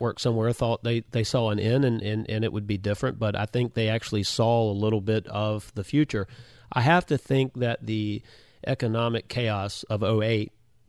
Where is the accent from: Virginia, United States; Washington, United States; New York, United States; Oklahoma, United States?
Virginia, United States; Hampton; I grew up in Hampton